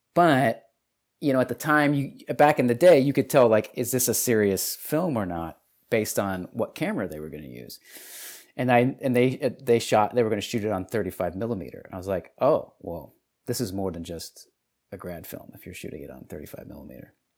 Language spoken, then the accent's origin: English; Detroit, Michigan, United States; moved away; also born or lived in Texas; I was from Detroit.